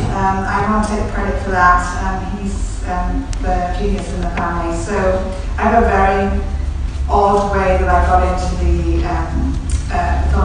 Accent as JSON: {"language": "English", "region": "Wales", "country": "United Kingdom", "said": "we come from Wales, we're surrounded by storytellers all the time, right, it's in, it's in our blood"}